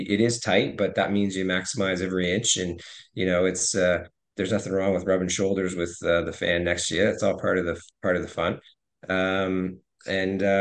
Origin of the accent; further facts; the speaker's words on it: Hamilton, Ontario, Canada; now in Halifax, Canada; I grew up in Hamilton